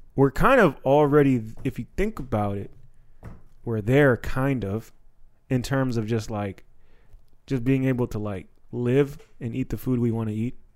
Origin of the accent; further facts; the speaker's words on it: Silver Spring, Maryland, United States; growing up in Silver Spring